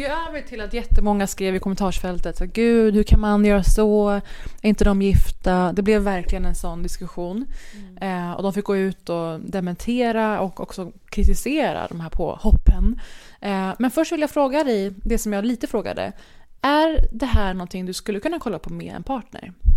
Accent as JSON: {"language": "Swedish", "country": "Sweden", "also_born_or_lived": "Middle East", "moved": "yes", "lives_now": "Copenhagen, Denmark", "said": "Jag är svensk och från Mellanöstern."}